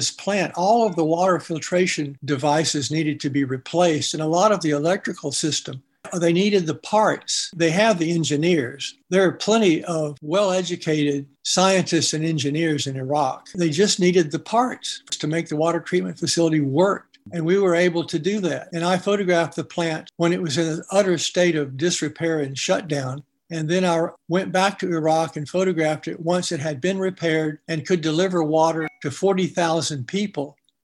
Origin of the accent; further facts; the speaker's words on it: United States; I'm an American citizen